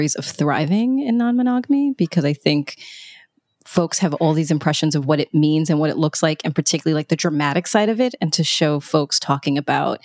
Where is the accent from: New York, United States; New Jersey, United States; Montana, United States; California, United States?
New York, United States; I'm a New Yorker